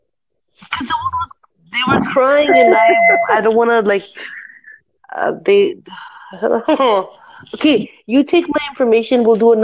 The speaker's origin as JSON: {"language": "English", "country": "Canada", "said": "I'm from Canada."}